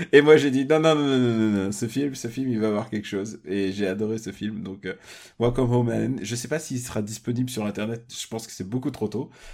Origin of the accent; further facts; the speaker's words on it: Russia; je suis russe